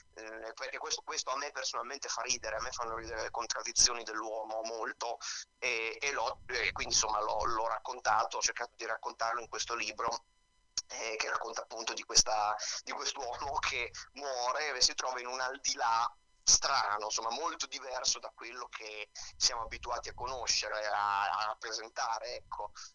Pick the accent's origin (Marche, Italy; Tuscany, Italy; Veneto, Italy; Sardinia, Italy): Marche, Italy; Pesaro; moved away as an adult; now in Rome, Italy; Io ho cominciato a 13 anni eh, in una compagnia della mia città, io vengo da Pesaro anche se sì. vivo a Roma